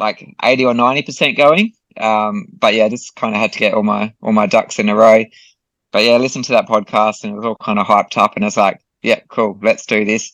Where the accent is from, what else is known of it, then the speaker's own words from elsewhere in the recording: Australia; in my home country